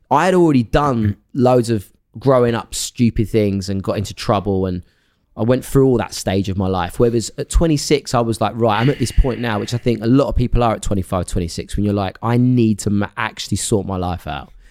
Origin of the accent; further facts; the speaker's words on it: Essex, East of England, United Kingdom; where I grew up in Essex.